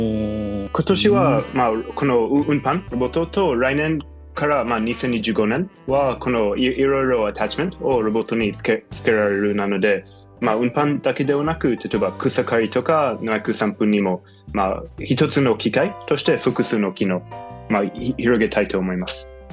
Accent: United States; Japanese is a second language; also born or lived in Israel; now in Japan; もともとイスラエルに生まれて、うん、その後にはアメリカに育ちました

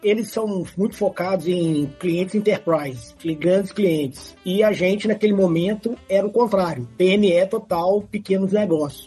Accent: Belo Horizonte, Minas Gerais, Brazil; eu sou de BH

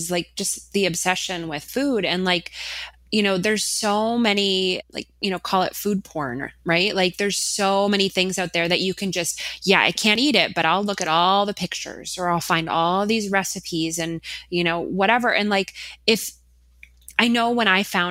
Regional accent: Minnesota, United States; I am from Minnesota.

